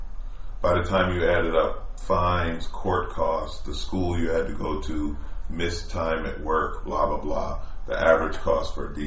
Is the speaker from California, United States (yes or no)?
no; New York, United States; moved away; I was from New York.